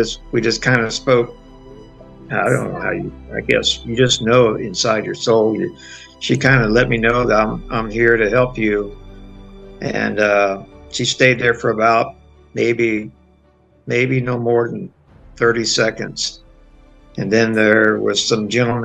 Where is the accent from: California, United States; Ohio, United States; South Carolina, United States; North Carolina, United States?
California, United States; San Diego; moved away as an adult; also born or lived in Branson, Missouri; Four children, four grandchildren of San Diego, where I'm from. I grew up in Southern California, so it was a chance for me to come on back home after my career was over